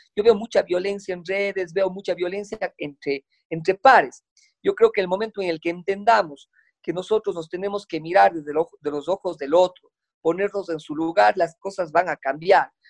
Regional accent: Cuenca, Azuay, Ecuador; como buen cuencano

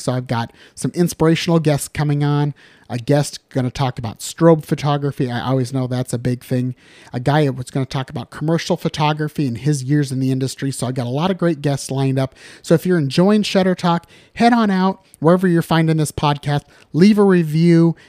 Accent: Dunlap, Iowa, United States; also born or lived in Pisgah, Iowa / Linn County, Iowa; now in Cedar Rapids, United States; I grew up in Dunlap, thousand people or less

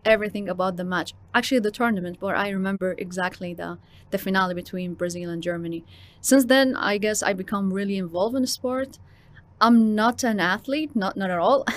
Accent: Qatar; also born or lived in Jordan; I'm from Jordan. I'm also half Qatari and I was born and raised here in Qatar.

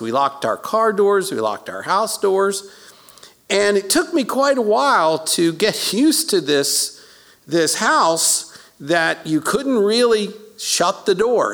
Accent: Baltimore, Maryland, United States; I was born in South Baltimore at uh, South Baltimore General Hospital

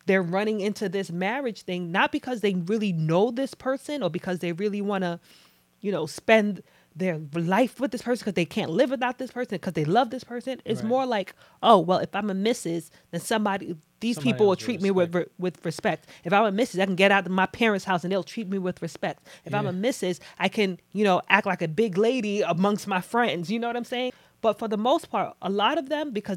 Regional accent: Nigeria; I'm Nigerian, but in Nigerian culture, like growing up

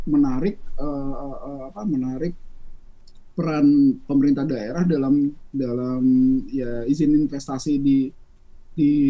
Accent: Papua, Indonesia; tapi jawabannya ya karena kita orang Papua

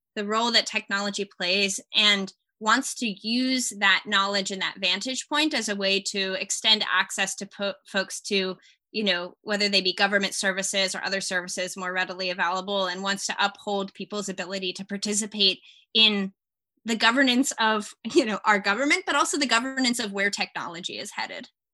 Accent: Austin, Texas, United States; also born or lived in California; growing up in Texas, I had opportunities, especially in Austin

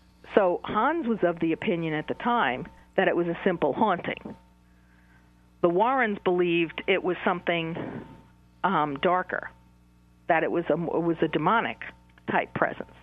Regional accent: New York City, New York, United States; I'm from Queens, New York myself. And I grew up in a town called College Point, which was also a waterfront community

